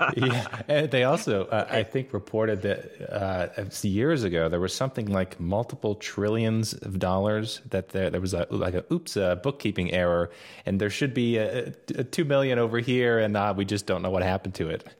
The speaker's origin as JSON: {"language": "English", "country": "United States", "tie": "born or raised there", "said": "growing up in the States"}